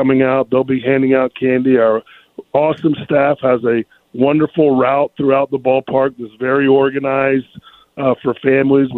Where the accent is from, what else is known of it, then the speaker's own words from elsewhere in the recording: North Carolina, United States; when I was growing up in North Carolina